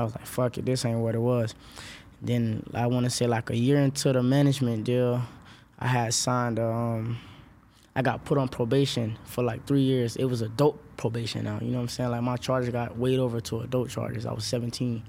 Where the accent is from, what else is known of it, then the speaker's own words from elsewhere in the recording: Orlando, Florida, United States; I'm from Orlando, West Orlando